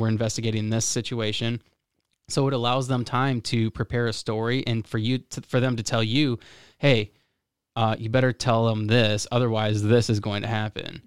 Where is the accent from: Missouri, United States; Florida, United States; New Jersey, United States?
Florida, United States; now in Michigan, United States; I'm from Florida